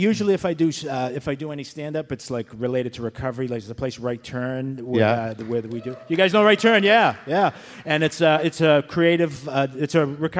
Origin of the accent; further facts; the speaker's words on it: Boston, Massachusetts, United States; I am from South Boston